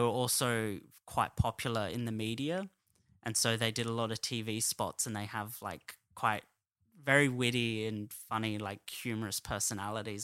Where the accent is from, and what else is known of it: Adelaide, South Australia, Australia; moved away as an adult; now in Sydney, Australia